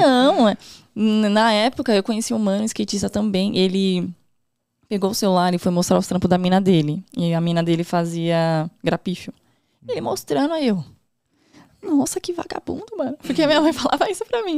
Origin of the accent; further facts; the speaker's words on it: São Paulo, Brazil; also born or lived in Morro Doce, São Paulo; Atualmente eu moro lá no Morro Doce, porque eu morava no Campo Limpo, Zona Sul. Nasci lá, vivi uhum. até os 19 anos